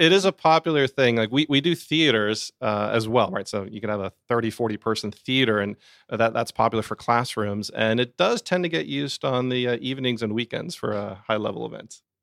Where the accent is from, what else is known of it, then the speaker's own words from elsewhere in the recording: Sandy Springs, Georgia, United States; I'm an Atlanta native. I grew up here in Sandy Springs.